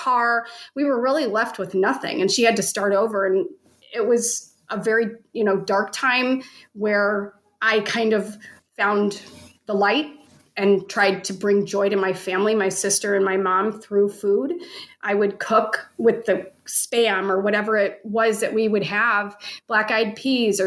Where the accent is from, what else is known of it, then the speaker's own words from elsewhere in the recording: St. Louis, Missouri, United States; I was born and raised in St. Louis